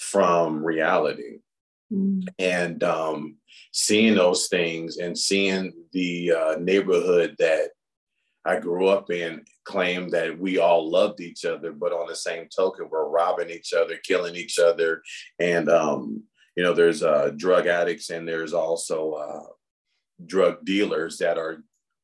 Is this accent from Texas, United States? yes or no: no; Los Angeles, California, United States; moved away as an adult; now in Chandler, United States; I grew up in the Los Angeles area